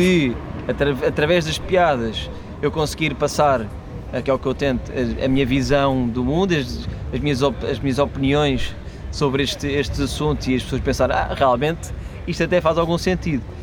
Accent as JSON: {"language": "Portuguese", "country": "Portugal", "said": "sou comediante, venho de Portugal"}